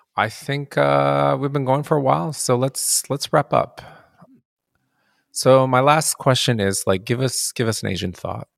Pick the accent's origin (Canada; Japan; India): Japan; I'm um, Japanese and I grew up in Japan